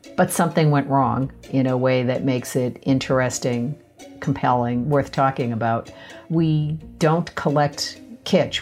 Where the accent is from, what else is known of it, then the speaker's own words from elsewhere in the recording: Boston, Massachusetts, United States; I grew up in Boston, uh, less than a mile from the Museum of Fine Arts